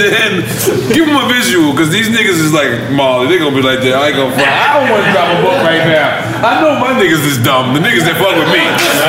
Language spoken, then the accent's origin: English; New York City, New York, United States; also born or lived in Corona, Queens; I'm proud that I'm from Queens.